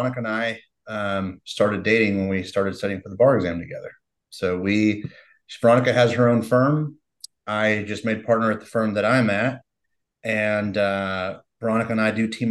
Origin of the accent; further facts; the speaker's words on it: Redondo Beach, California, United States; moved away as an adult; also born or lived in Orange County, California; now in Texas, United States; Grew up in Redondo Beach, and then spent some years in Orange County, California.